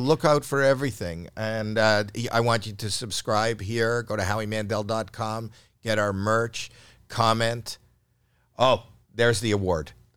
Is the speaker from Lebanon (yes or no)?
no; Canada; I'm Canadian